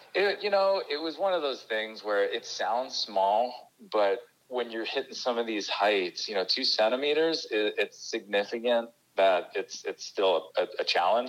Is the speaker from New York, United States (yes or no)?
yes; New York, United States; also born or lived in Connecticut; I grew up in on the East Coast in New York